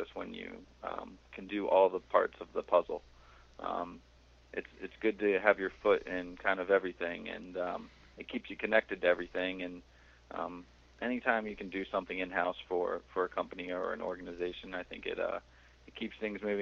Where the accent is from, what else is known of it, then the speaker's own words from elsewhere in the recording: southern Pennsylvania, United States; now in Massachusetts, United States; I grew up in southern Pennsylvania, about an hour south of Philadelphia. Right near the Delaware and Maryland line